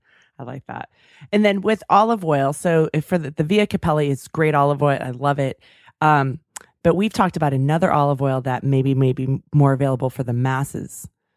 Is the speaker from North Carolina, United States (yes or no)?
no; Davis, California, United States; That's my hometown.